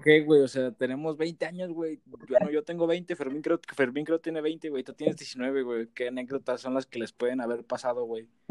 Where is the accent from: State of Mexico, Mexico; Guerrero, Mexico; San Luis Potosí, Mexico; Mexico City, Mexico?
San Luis Potosí, Mexico; Huasteca Potosina; Somos de la Huasteca